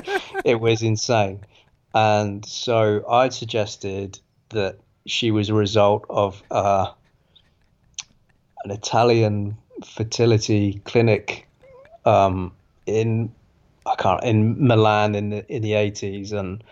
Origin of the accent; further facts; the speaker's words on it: Australia; sometimes I'm English, for God's sake. I'm an Anglo-Australian, so I mean, we're the kings of swearing, so it's pretty hard to rein it in sometimes.